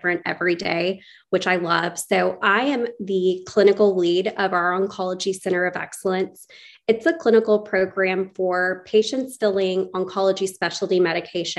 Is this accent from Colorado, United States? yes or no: no; Chattanooga, Tennessee, United States; also born or lived in Johnson City, Tennessee / Houston, Texas / Little Rock, Arkansas; I was born and raised in Chattanooga, Tennessee